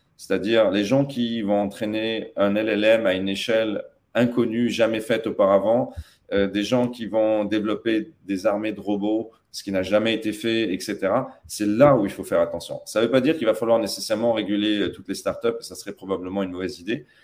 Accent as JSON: {"language": "French", "town": "Tataouine", "region": "Tataouine Governorate", "country": "Tunisia", "tie": "born or raised there", "also_born_or_lived": "United States", "moved": "yes", "said": "je suis franco-tunisien, mais j'ai grandi notamment à Tatabine"}